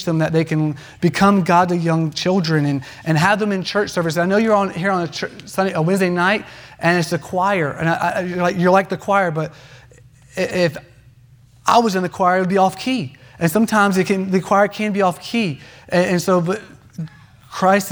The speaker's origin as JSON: {"language": "English", "region": "North Carolina", "country": "United States", "tie": "born or raised there", "said": "I grew up in North Carolina"}